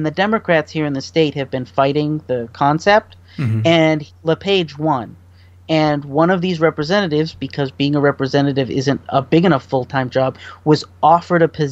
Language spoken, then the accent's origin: English; Maine, United States; I'm from Maine. I'm sorry about my governor